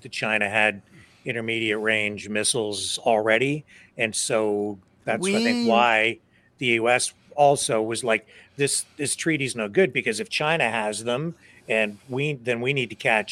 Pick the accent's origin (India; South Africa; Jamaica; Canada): Canada; as a Canadian